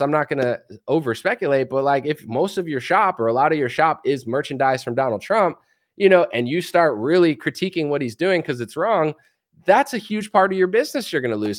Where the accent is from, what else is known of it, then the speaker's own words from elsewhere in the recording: United States; As an American